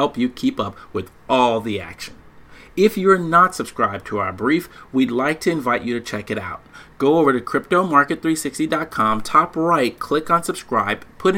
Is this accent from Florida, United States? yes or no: no; Dallas, Texas, United States; now in Washington, D.C. area, United States; I'm originally from Dallas, even though I live in Redskins land